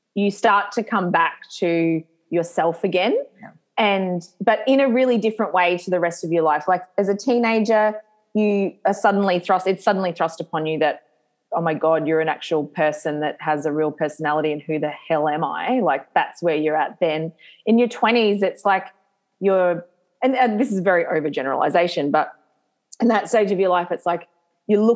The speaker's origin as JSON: {"language": "English", "town": "Lismore", "region": "New South Wales", "country": "Australia", "tie": "born or raised there", "said": "I grew up in Lismore, which is like northern New South Wales"}